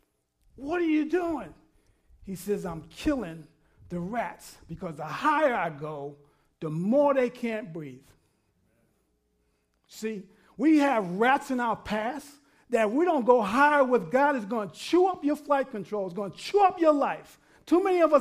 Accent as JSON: {"language": "English", "region": "New York", "country": "United States", "tie": "born or raised there", "said": "when I grew up in New York"}